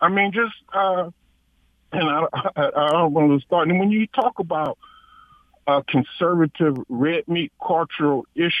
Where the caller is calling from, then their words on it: Detroit, Michigan, United States; I'm calling from Detroit. … I'm African American